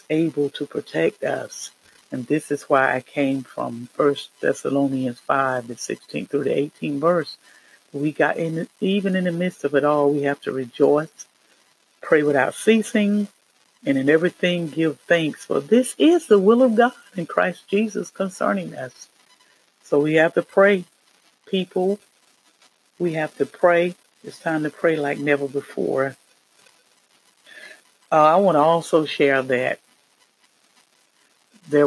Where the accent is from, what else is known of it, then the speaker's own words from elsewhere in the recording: North Carolina, United States; I am from the Carolinas, North Carolina